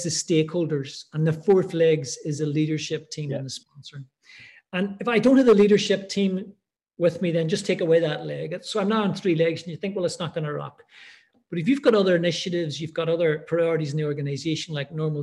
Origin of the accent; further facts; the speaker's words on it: Ireland; also born or lived in Middle East; now in Edinburgh, United Kingdom; I'm Irish. I'm living in Edinburgh.